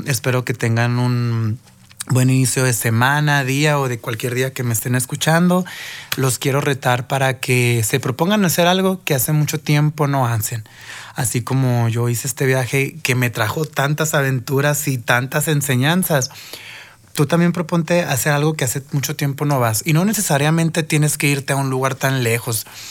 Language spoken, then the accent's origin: Spanish; Mexico; nosotros mexicanos